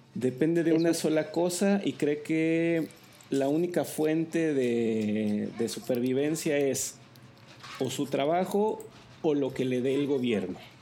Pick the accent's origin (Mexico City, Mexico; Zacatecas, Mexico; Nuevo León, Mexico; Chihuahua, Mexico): Zacatecas, Mexico; yo nací en Zacatecas